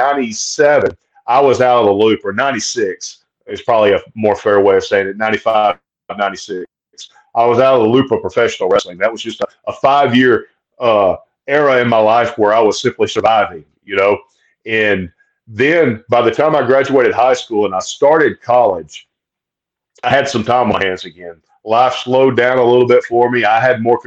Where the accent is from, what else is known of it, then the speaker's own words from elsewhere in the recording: Oxford, Alabama, United States; I'm a Southern boy, man. I'm born and raised in Alabama and lived here my entire life just adjacent to Georgia